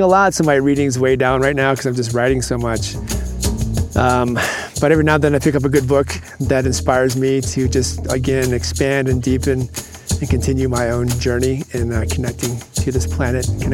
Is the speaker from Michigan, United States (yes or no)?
yes; Michigan, United States; moved away; I grew up in Michigan, and for a good 10 to 12 years of my younger life before I headed off in the world, I grew up on a small farm